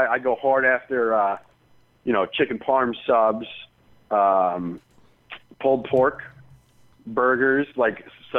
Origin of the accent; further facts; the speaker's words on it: Connecticut, United States; I grew up in suburban Connecticut.